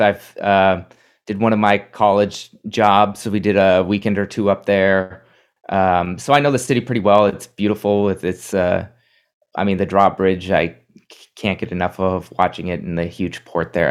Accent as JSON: {"language": "English", "region": "Minnesota", "country": "United States", "tie": "born or raised there", "moved": "yes", "lives_now": "New York, United States", "said": "my home state of Minnesota"}